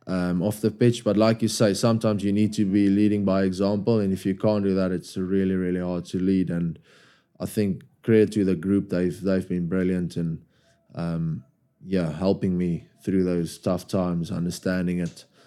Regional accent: South Africa; moved away as an adult; now in England; As a South African

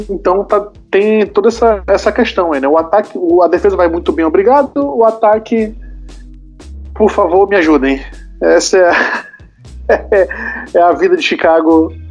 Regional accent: Manaus, Amazonas, Brazil; sou de Manaus, no estado do Amazonas.

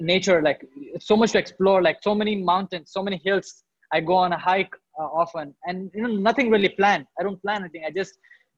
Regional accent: India; So in India, I was born and brought up in a town. It is a small town

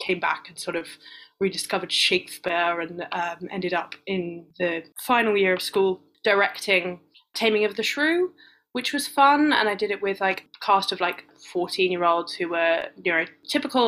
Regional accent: London, United Kingdom; I'm from London

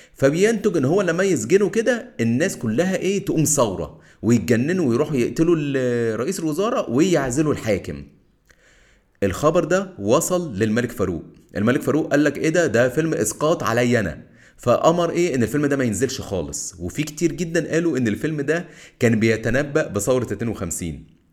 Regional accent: Egypt

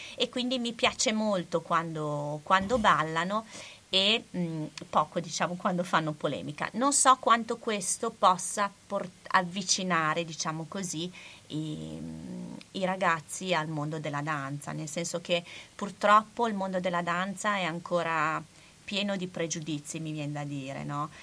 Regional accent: Bologna, Emilia-Romagna, Italy; essendo bolognese

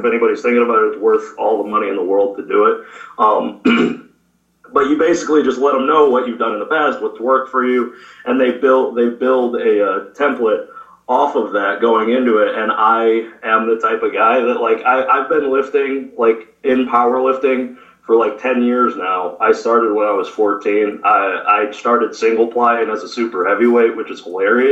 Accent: Flint, Michigan, United States; I grew up born and raised in Flint, Michigan

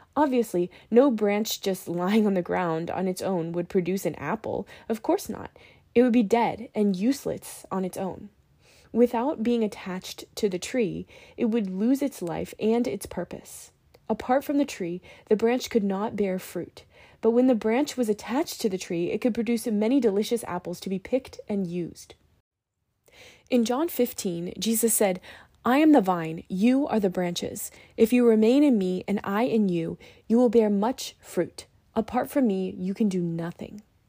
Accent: Virginia, United States; Growing up in Virginia near farmland

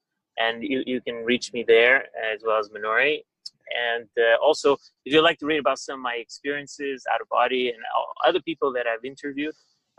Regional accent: Portugal; also born or lived in Goa, India (parents); now in Los Angeles, United States; I'm based out of Los Angeles. I was born in Portugal, but I live in LA right now.

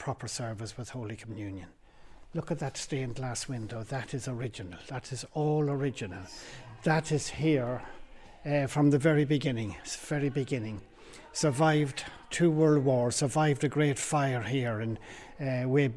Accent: Cavan, County Cavan, Ireland; moved away as an adult; also born or lived in South Africa / London; now in Hertfordshire, United Kingdom; I was born in Cavantown in Ireland, but I've been here in this country for 50 years. But because I came as an adult, my accent has never changed.

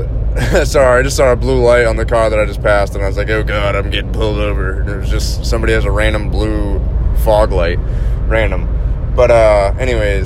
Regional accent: Massachusetts, United States; moved away as an adult; also born or lived in Wyoming; I'm from the East Coast, born and raised in Massachusetts. Didn't leave Massachusetts until 2009

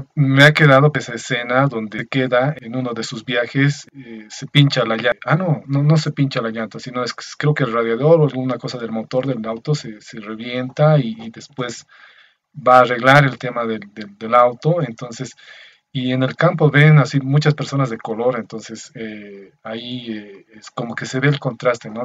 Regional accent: Bolivia; soy de Bolivia

